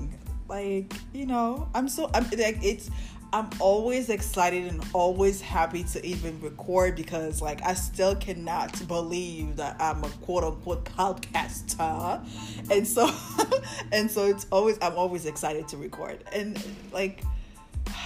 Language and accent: English; Côte d’Ivoire; I'm West African. I'm from the Ivory Coast.